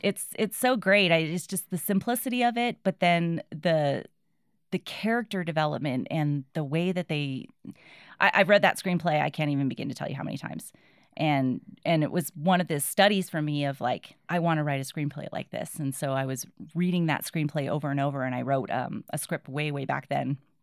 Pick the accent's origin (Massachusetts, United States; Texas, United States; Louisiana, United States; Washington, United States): Massachusetts, United States; New Bedford; I was born in New Bedford, Massachusetts